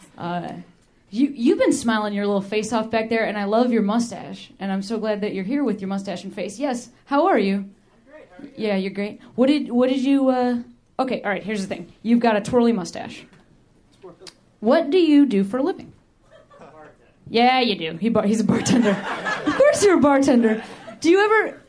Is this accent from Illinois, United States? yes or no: yes; Western Springs, Illinois, United States; moved away as an adult; also born or lived in Boston; now in Los Angeles, United States; I grew up in the suburbs of Chicago